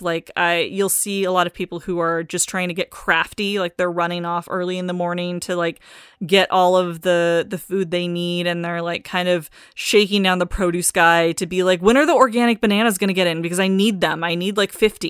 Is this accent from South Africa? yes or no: no; Pacific Northwest, United States; now in Los Angeles, United States; growing up in the Pacific Northwest